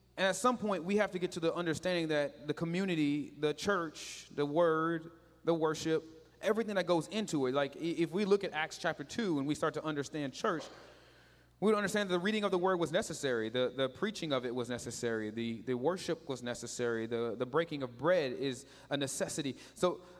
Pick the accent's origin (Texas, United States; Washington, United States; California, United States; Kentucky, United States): Texas, United States; Katy; I grew up in Katy.